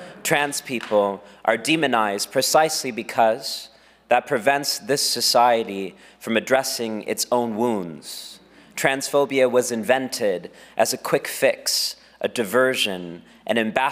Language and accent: English; Texas, United States; my home state of Texas